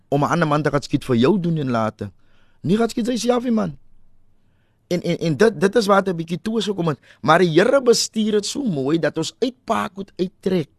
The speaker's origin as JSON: {"language": "Afrikaans", "town": "Cape Town", "region": "Western Cape", "country": "South Africa", "tie": "born or raised there", "also_born_or_lived": "Hillview", "said": "ek het 19 jaar groot geword in Parkwood. Ons verhuis"}